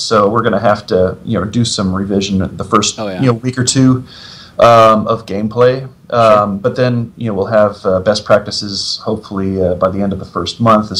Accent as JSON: {"language": "English", "country": "United States", "said": "as an American, digging abroad"}